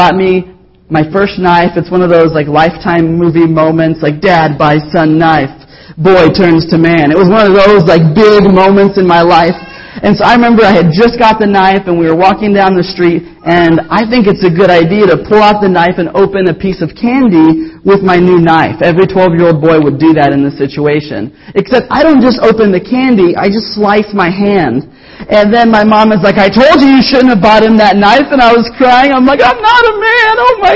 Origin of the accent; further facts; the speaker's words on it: the Bible Belt, United States; we grew up both in the Bible Belt